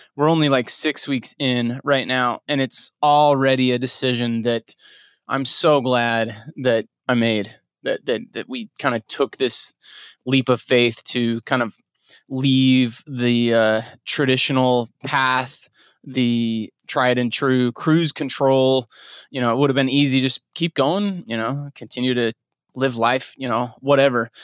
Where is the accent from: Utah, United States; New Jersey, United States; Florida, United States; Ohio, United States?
Utah, United States; moved away; also born or lived in Nebraska / Texas; growing up in Utah